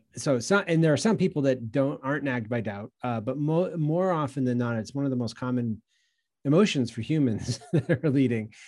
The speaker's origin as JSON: {"language": "English", "region": "New England", "country": "United States", "tie": "born or raised there", "also_born_or_lived": "Long Island, New York", "moved": "yes", "lives_now": "Greenville, United States", "said": "I'm from the Northeast. I grew up in New England and, uh, did a decade or so on Long Island, New York"}